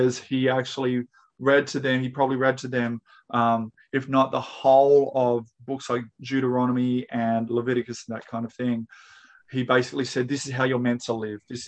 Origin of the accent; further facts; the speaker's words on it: Australia; I am, you are, we're all Australian